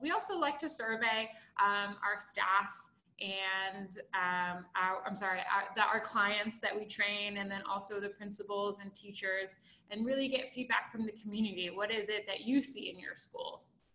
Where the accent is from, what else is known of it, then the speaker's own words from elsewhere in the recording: Baltimore, Maryland, United States; I'm from Baltimore